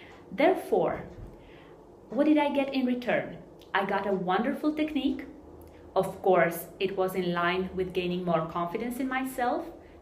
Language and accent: English; Romania; I'm coming from Romania.